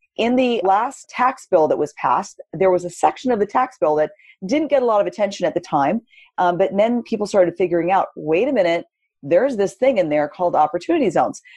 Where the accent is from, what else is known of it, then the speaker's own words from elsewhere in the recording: Southern California, United States; now in San Francisco Bay Area, United States; born and raised in California, but I grew up in Southern California